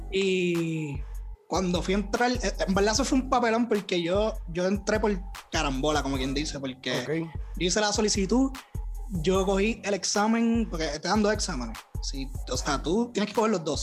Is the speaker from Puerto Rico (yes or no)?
yes; Toa Alta, Puerto Rico; also born or lived in Bayamón, Puerto Rico / San Juan, Puerto Rico; yo soy de acá, de Puerto Rico. y Yo realmente, ¿verdad? Me crié en Toalta alta